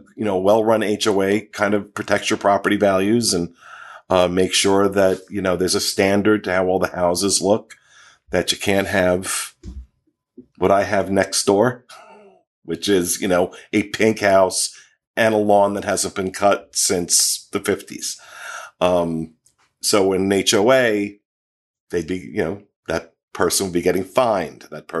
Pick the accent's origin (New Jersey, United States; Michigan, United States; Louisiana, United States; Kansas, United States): New Jersey, United States; now in Florida, United States; I come from New Jersey, which I thought was toll booth capital of the world, because you couldn't go anywhere without having to pay a toll.